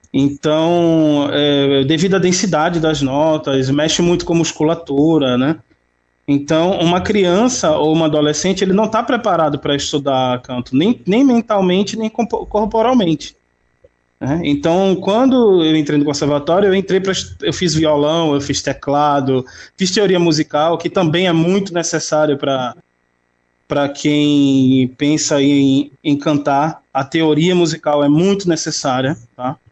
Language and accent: Portuguese; Recife, Pernambuco, Brazil; Eu nasci no, numa comunidade muito, muito pobre. A comunidade se chama eh, Mangueira, é, o, o bairro da Mangueira, né, que fica na, na zona oeste da, da cidade do Recife